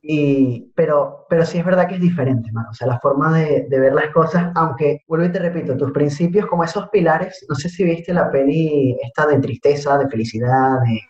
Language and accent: Spanish; Venezuela; moved away as an adult; tuve que salir de Venezuela, me vine para acá